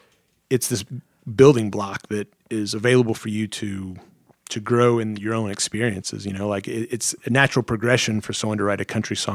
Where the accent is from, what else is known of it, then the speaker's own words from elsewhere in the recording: Missouri, United States; moved away; also born or lived in Arizona; Growing up in Missouri, I was really into bluegrass and like the … stuff like that.